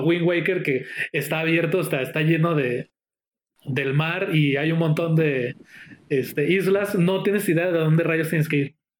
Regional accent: Mexico; Yo como mexicano

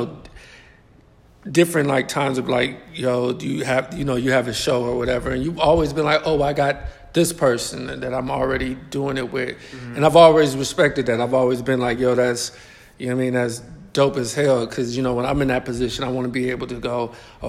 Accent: New Orleans, Louisiana, United States; moved away as an adult; now in Los Angeles, United States; I'm from New Orleans, but I used to come back and forth. So I would go to school out here

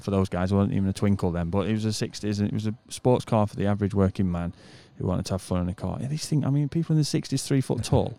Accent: United Kingdom; moved away; I'm a British person

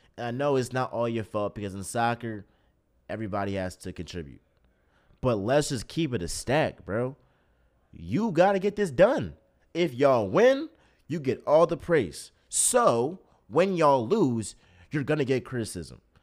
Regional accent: United States; as an American

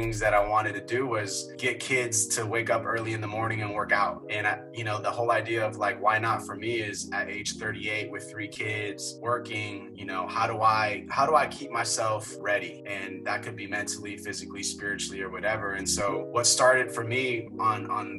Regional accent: San Francisco, California, United States; born and raised in San Francisco, grew up in the Sunset

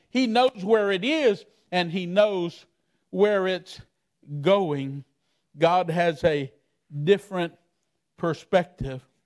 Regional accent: Miami, Florida, United States; I'm from Miami, Florida.

